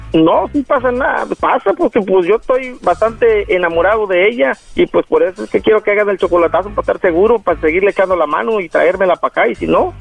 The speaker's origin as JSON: {"language": "Spanish", "country": "Mexico", "moved": "as an adult", "lives_now": "Los Angeles, United States", "said": "Yo soy mexicano de gusto colorado"}